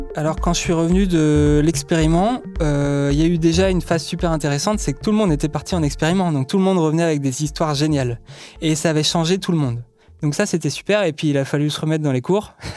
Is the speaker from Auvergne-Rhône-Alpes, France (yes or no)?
no; Brittany, France; je viens de Bretagne, et donc j'étais au collège et au lycée en Bretagne